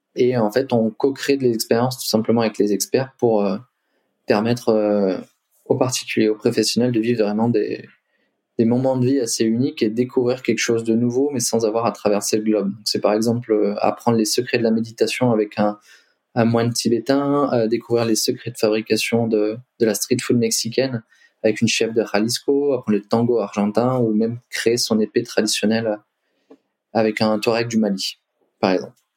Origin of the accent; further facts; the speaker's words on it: Limoges, Nouvelle-Aquitaine, France; moved away as an adult; also born or lived in Lyon / Australia; je suis originaire de Limoges